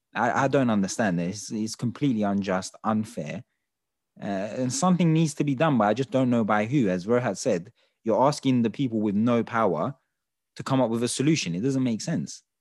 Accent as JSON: {"language": "English", "country": "Turkey", "said": "we're from Turkey"}